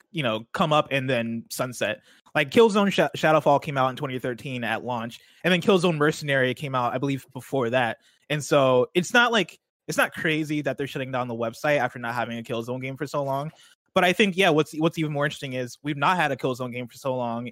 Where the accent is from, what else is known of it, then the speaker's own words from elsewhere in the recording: Illinois, United States; growing up in Illinois